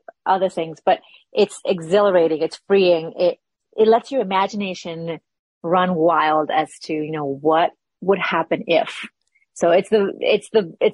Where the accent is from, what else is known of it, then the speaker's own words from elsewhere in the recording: Lima, Peru; moved away as an adult; now in United States; I was born and raised in Peru, Lima, Peru. I came to this country about 20 years ago.